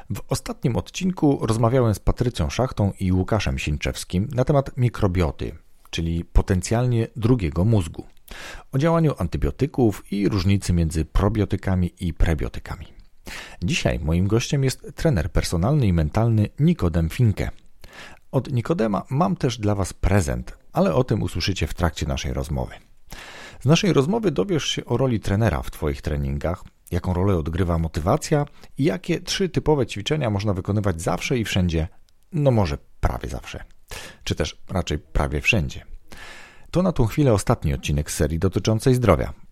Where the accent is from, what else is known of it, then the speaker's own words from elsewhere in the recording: Poznań, Greater Poland, Poland; jestem z Poznania